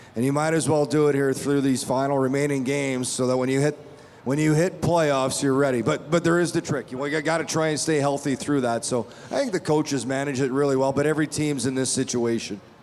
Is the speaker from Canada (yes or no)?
yes; Manitoba, Canada; now in Las Vegas, United States; I'm from Manitoba